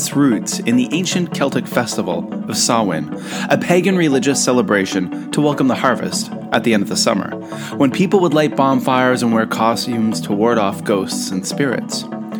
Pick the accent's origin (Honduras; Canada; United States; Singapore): Canada; Eastern Canada; moved away as an adult; also born or lived in South Korea; growing up in Eastern Canada in the early 1980s, we actually only had three TV channels.